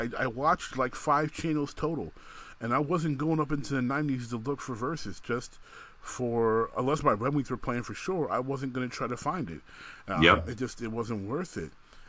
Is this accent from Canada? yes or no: no; Detroit, Michigan, United States; now in Allentown, United States; You know, and me, I'm from Detroit. I'm from Hockey Town. I love hockey.